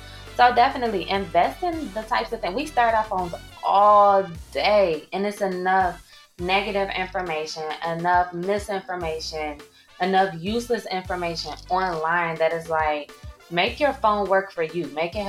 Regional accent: St. Louis, Missouri, United States; born there; I was born at 3:56 p.m. and I was born in St. Louis, Missouri.

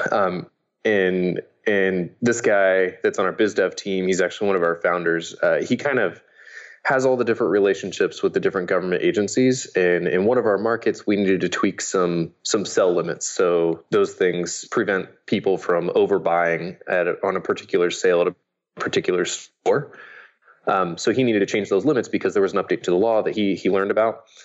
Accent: Indiana, United States; my dad had one of the early computers growing up in Indiana

